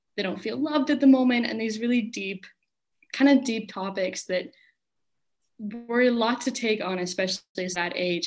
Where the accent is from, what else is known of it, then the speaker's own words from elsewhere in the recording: United States; moved away as an adult; now in Finland; I'm from America